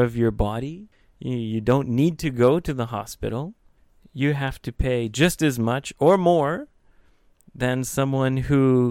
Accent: Canada; moved away; also born or lived in Scotland (ancestry); being Canadian

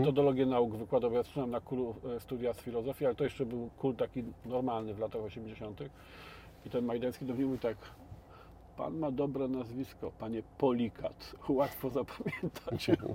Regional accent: Biłgoraj, Lublin Voivodeship, Poland; moved away; ja pochodzę z Biłgoraja, z takiego miasteczka

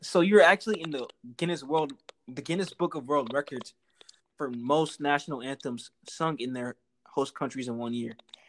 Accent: United States; From the States, United States.

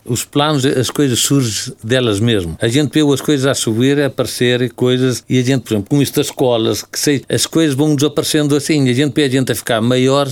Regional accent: Mondorf-les-Bains, Luxembourg; praticamente sou de Mondorf, sou de Luxemburgo, além de ser de Valcambra aos meus pais

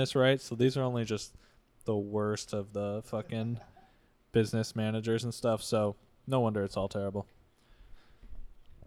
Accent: Midwest, United States; moved away; I grew up in the Midwest

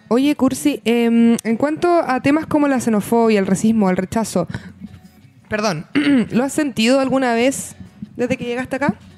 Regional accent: Chile; cómo los chilenos también hemos afrontado este cambio cultural

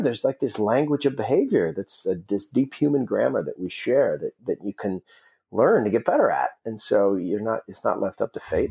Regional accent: Alaska, United States; I grew up in Alaska

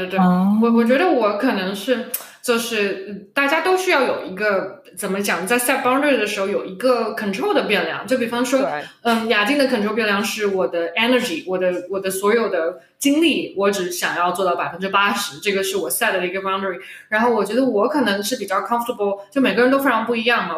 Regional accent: Shanghai, China; accent: Shanghainese; 我们上海话

